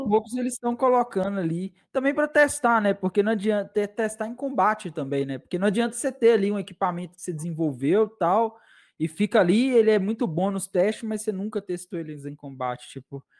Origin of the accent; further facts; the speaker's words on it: Minas Gerais, Brazil; Eu sou de Minas Gerais